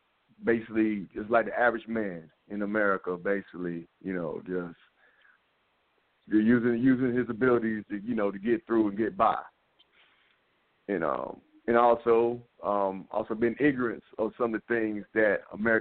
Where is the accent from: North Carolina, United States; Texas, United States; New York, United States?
North Carolina, United States; Laurinburg; I'm from Laurinburg, North Carolina. Matter of fact, me and Freddie grew up as kids